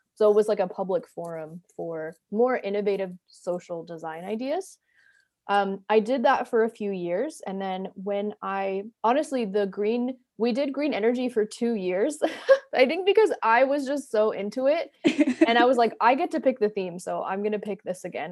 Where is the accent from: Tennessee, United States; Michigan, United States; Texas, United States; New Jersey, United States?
New Jersey, United States; moved away as an adult; also born or lived in Atlanta; now in Brooklyn, United States; I grew up in New Jersey. I live in Brooklyn now